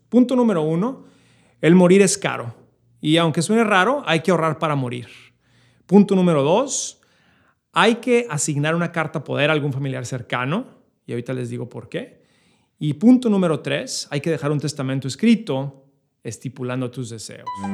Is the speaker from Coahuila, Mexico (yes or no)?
no; Chihuahua, Mexico; now in New York, United States; yo, como mexicano, eh, creciendo en la frontera eh, en Chihuahua